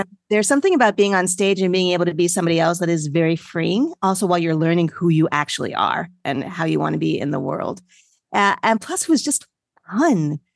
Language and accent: English; Freehold, New Jersey, United States; moved away as an adult; also born or lived in New York City; now in South Florida, United States; I grew up first in New York City and then in a suburb in New Jersey, Freehold, New Jersey